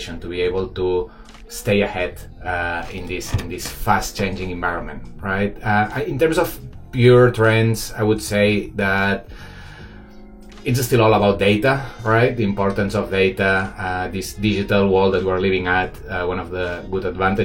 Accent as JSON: {"language": "English", "town": "Barcelona", "region": "Catalonia", "country": "Spain", "moved": "as an adult", "lives_now": "Shanghai, China"}